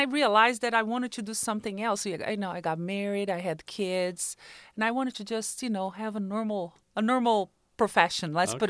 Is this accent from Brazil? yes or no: yes; Brazil; English is a second language; moved away as an adult; now in United States; I was born in Brazil, moved to the United States in 1999.